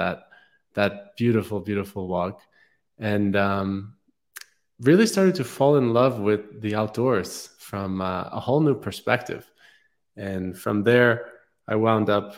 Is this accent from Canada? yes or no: no; New York City, New York, United States; moved away as an adult; I grew up in New York City